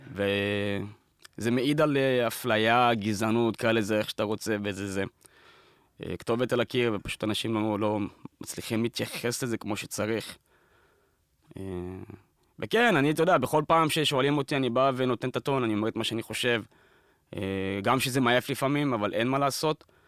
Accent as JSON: {"language": "Hebrew", "town": "Beersheba", "region": "Southern District", "country": "Israel", "moved": "yes", "said": "כשאתה בא מפריפריה, אני בא מבאר שבע"}